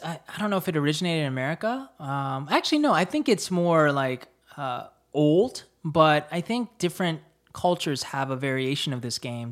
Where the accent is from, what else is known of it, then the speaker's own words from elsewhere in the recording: Fayetteville, North Carolina, United States; moved away as an adult; also born or lived in New Jersey; I grew up in Fayetteville, North Carolina